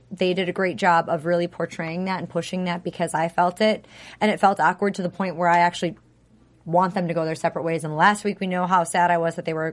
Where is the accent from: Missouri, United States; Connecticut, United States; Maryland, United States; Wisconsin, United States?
Wisconsin, United States; Plymouth; moved away; I'm from Plymouth, which is by Sheboygan, mm-hmm. and Kenosha and Mukwonago.